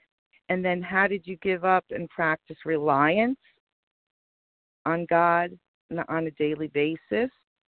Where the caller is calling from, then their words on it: New Jersey, United States; from New Jersey.